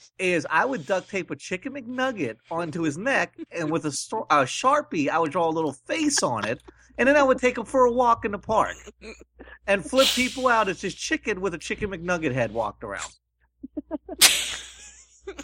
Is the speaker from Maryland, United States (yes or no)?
yes; Maryland, United States; I'm from Maryland